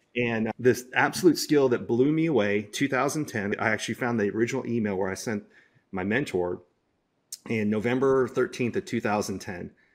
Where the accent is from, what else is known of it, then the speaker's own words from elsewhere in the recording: Dallas, Texas, United States; my hometown, Dallas, Texas